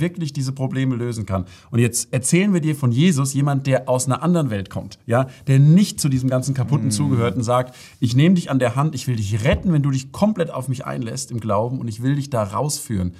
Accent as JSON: {"language": "German", "town": "Freiburg", "region": "Baden-Württemberg", "country": "Germany", "said": "in der Stadt, wo ich herkomme, Freiburg"}